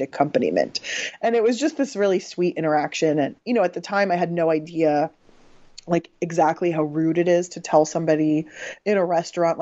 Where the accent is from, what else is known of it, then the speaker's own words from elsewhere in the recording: San Diego, California, United States; I grew up in San Diego